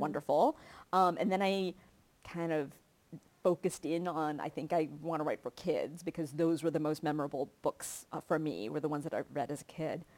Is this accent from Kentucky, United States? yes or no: yes; Kentucky, United States; moved away; I grew up in Kentucky